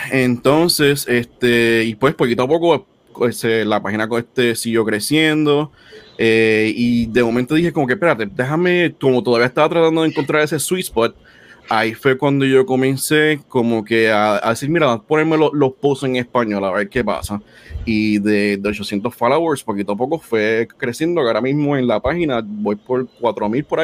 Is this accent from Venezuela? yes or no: no; Puerto Rico; now in United States; pues yo me mudé de Puerto Rico para, para acá, para Estados Unidos.